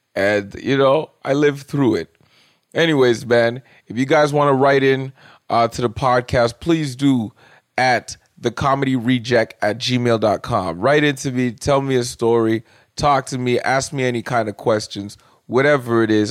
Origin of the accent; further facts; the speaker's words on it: Toronto, Ontario, Canada; I'm Caribbean from Scarborough